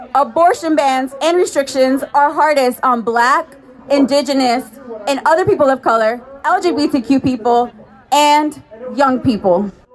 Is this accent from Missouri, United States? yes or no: no; Houston, Texas, United States; I am a native Texan